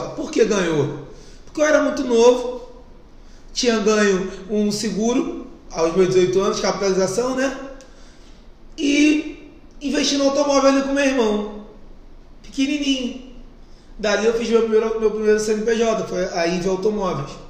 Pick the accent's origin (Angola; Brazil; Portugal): Brazil; Bangu, Rio de Janeiro; Vim de Bangu, comecei a trabalhar com, com automóvel aos meus 16 anos. Hoje tenho 32, então estou 16 anos no ramo.